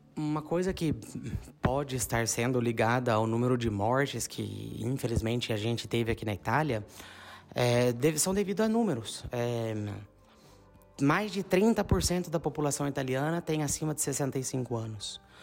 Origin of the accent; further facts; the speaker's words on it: São João da Boa Vista, São Paulo, Brazil; moved away as an adult; now in Bagnolo Cremasco, Italy; como nós somos de São João, a gente tem muitos amigos na nossa rede de contatos de São João